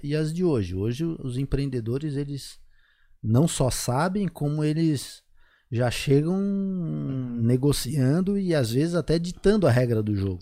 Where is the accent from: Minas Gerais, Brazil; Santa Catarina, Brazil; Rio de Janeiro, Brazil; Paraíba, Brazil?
Santa Catarina, Brazil; Florianópolis; moved away as an adult; also born or lived in United States; acabei voltando para a Floripa também, onde eu nasci